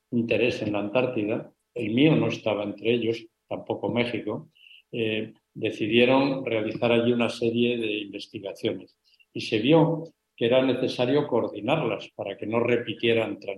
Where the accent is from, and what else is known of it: Spain